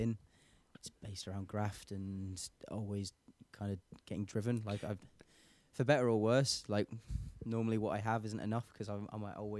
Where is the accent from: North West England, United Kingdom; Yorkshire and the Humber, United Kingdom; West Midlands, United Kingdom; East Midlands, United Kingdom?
East Midlands, United Kingdom; Lincolnshire; I grew up in Lincolnshire, like farmland.